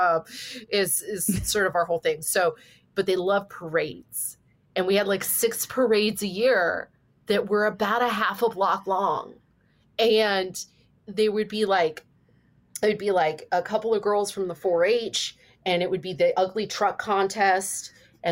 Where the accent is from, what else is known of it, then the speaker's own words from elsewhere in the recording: Ione, California, United States; the town I grew up in Northern California, it's called Ione